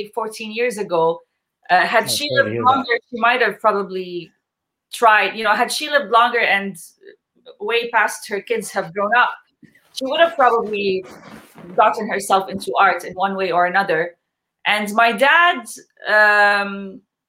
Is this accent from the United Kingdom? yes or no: no; Jordan; now in Canada; I'm born and raised in Jordan